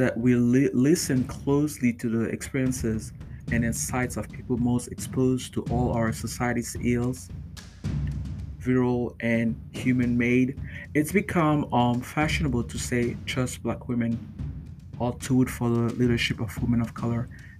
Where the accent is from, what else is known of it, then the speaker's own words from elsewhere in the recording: Chicago, Illinois, United States; In my hometown of Chicago, according to Pro Publica investigation